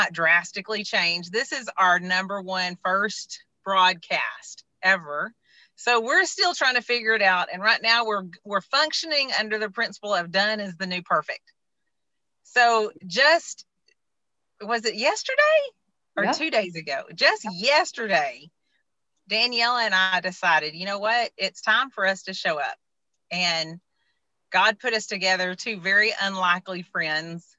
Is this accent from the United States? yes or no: yes; Deep East Texas, United States; I was raised in Deep East Texas